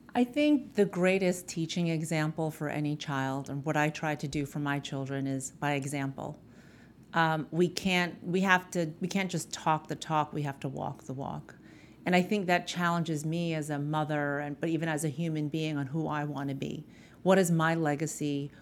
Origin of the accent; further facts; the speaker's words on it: New York City, New York, United States; my parents migrated from the Philippines to Astoria in Queens in New York City.